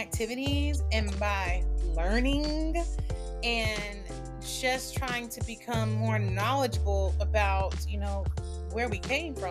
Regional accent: Augusta, Georgia, United States; moved away; I was born in Augusta, Georgia. I lived in Georgia for a big part of my life

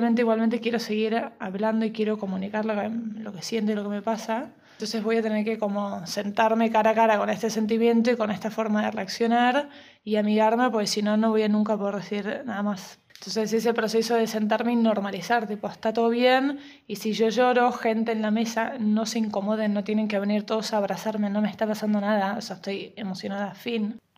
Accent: Argentina; moved away; cuando llegué acá pasé de Argentina, que era moneda corriente, ir a terapia, o sea, toda la familia entera, a que acá sea un tabú.

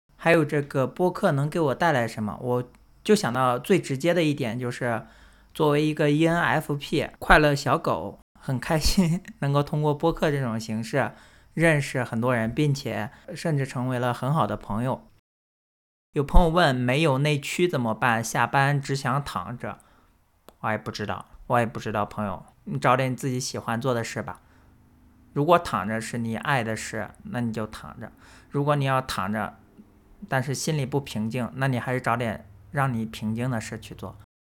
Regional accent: Northern Jiangsu, China; now in United States; 我不是江西的，我是苏北的

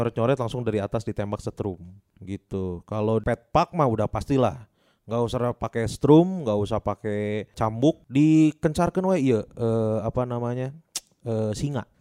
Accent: Bandung, West Java, Indonesia; kita mah sebagai warga Bandung

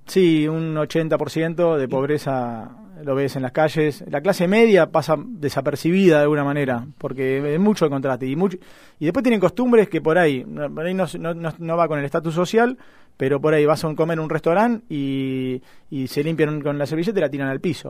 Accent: Argentina; yo como argentino

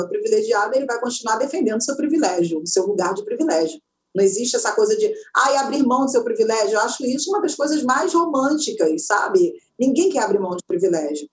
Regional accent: São João de Meriti, Rio de Janeiro, Brazil; eu nasci em São João de Meriti, naquele quintal de terra batida

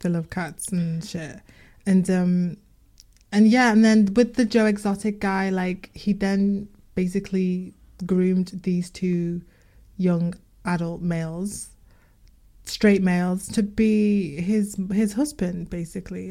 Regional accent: Liverpool, North West England, United Kingdom; accent: Liverpool

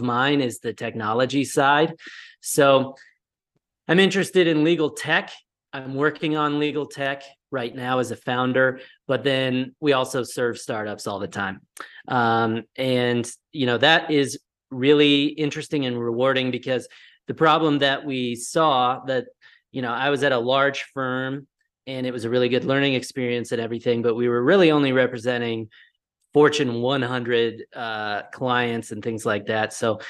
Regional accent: Colorado, United States; I'm originally from Colorado, and I'm currently in Colorado as well

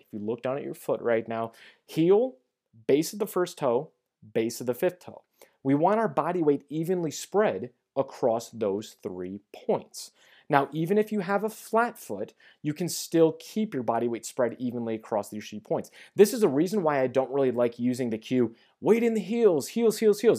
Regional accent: St. Louis, Missouri, United States; also born or lived in Kansas City; I have moved from Kansas City back to my hometown of Saint Louis

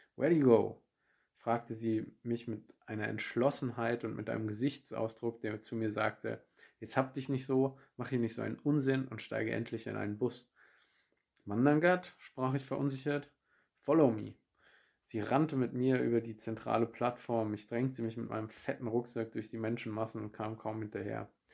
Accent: Germany; moved away as an adult; also born or lived in Munich; von München in meine Heimat in der Nähe von Frankfurt

